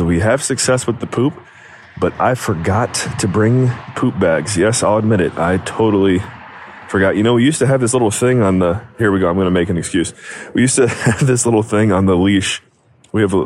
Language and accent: English; United States; moved away as an adult; now in Alberta, Canada; growing up in the States